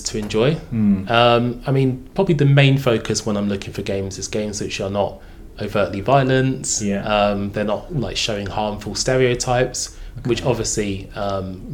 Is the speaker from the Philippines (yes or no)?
no; Bromley, London, United Kingdom; I was born in lovely Bromley